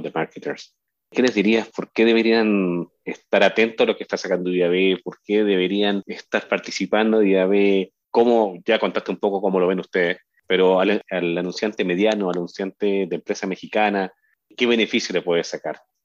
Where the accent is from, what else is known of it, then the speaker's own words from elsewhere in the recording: Chile; yo soy de Chile